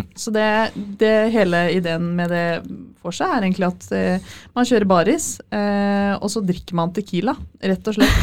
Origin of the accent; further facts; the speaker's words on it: Fredrikstad, Østfold, Norway; Jeg har ikke så veldig dialekt, jeg er fra Fredrikstad.